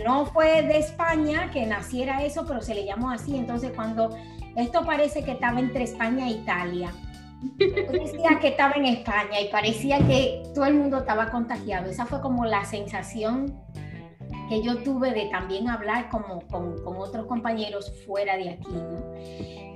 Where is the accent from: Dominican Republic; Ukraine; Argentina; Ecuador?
Dominican Republic; now in Mallorca, Spain